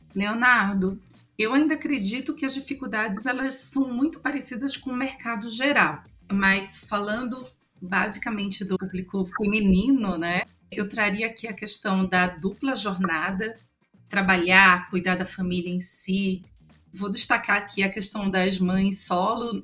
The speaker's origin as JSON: {"language": "Portuguese", "region": "Northeast Region", "country": "Brazil", "accent": "nordestino", "said": "eu sou mulher, eu sou nordestina"}